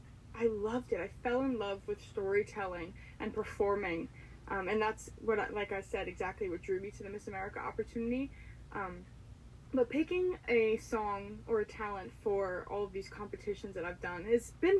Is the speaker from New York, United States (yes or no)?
no; Waldorf, New Jersey, United States; also born or lived in Amherst, Massachusetts; I am from Waldorf, New Jersey, so I'm in the north part of New Jersey